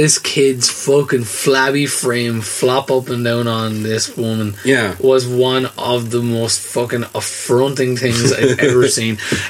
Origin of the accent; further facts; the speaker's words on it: Enniscorthy, Leinster, Ireland; I'm from Enniscorthy.